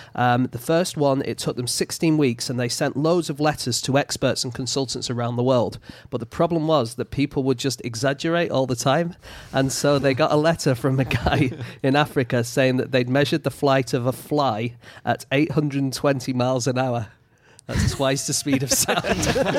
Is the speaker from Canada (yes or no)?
no; the north of England, United Kingdom; accent: northern